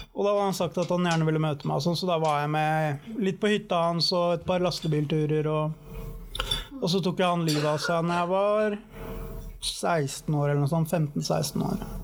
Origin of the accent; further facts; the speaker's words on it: Oslo, Norway; er født på Bjølsen, eller ikke på Bjølsen, på Ullevål sykehus, men bodde på Bjølsen bodde der til jeg var ca. tre år. Og da flytta vi ned til Valmetravens gate på Sankthanshaugen. Og der bodde vi jo i 26-27 år.